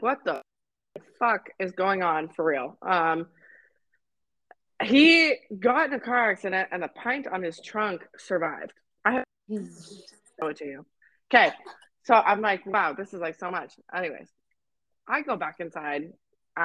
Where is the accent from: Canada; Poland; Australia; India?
Canada; I'm Canadian